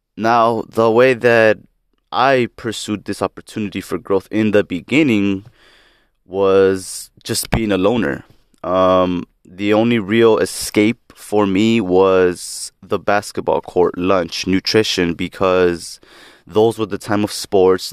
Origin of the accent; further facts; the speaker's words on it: Lynwood, California, United States; now in South Gate, United States; I was born on October twentieth, nineteen ninety-seven in Linwood, California. Currently reside in Southgate, California